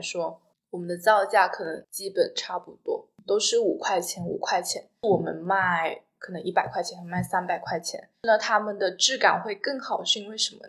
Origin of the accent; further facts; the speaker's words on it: Guangdong, China; 我是广东人嘛